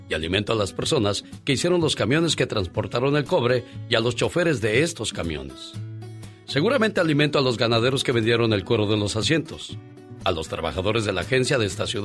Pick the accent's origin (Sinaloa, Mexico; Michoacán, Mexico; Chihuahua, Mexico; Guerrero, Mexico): Chihuahua, Mexico; now in United States; Un día salí de Chihuahua, pero Chihuahua nunca salió de mí. Oye, a propósito de estados, me acuerdo cuando llegué a California.